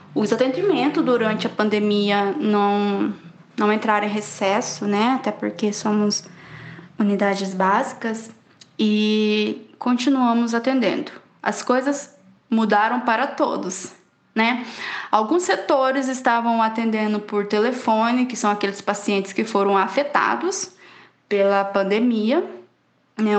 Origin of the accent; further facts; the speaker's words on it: Poconé, Mato Grosso, Brazil; tenho 29 anos, sou natural de Poconé